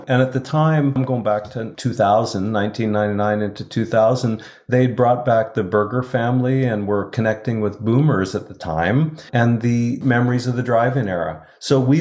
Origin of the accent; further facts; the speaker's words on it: Edmonton, Alberta, Canada; Chris and I both grew up in Edmonton